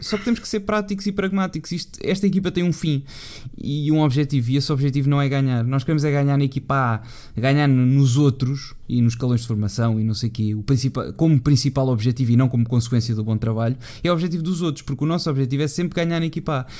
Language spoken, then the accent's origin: Portuguese; Lisbon, Portugal; eu sou de Lisboa